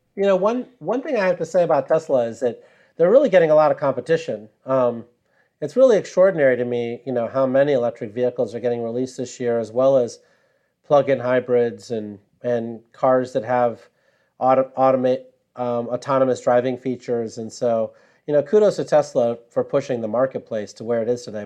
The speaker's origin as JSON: {"language": "English", "town": "Sterling", "region": "Illinois", "country": "United States", "tie": "born or raised there", "moved": "yes", "said": "I grew up in Sterling, Illinois"}